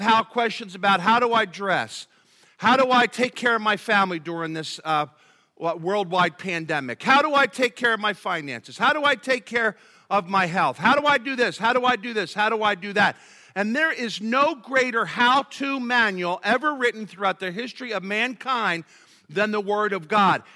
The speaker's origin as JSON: {"language": "English", "town": "Philadelphia", "region": "Pennsylvania", "country": "United States", "tie": "born or raised there", "said": "growing up in Philadelphia"}